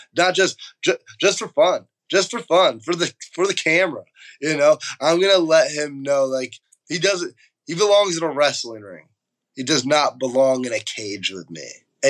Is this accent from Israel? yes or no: no; Allentown, Pennsylvania, United States; I was born in Allentown, Pennsylvania. This is my hometown, my home state.